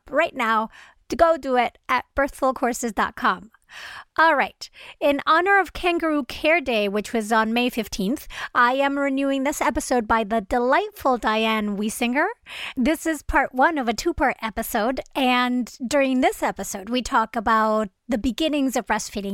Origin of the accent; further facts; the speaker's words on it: Venezuela; moved away; I'm originally from Venezuela.